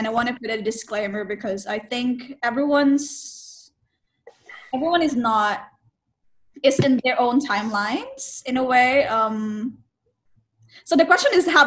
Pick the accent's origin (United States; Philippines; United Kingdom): Philippines; I'm from the Philippines.